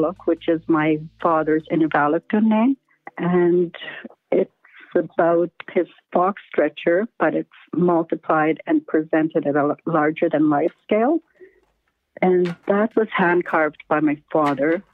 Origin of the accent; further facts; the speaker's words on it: Tuktoyaktuk, Northwest Territories, Canada; I'm currently living here in my hometown of Tuktoyaktuk, Northwest Territory.